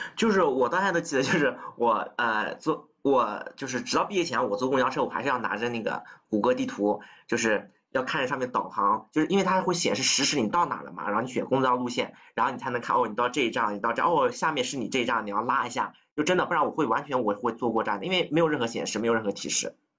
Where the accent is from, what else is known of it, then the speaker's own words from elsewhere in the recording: Nanjing, Jiangsu, China; moved away as an adult; also born or lived in United States; 因为我是南京人嘛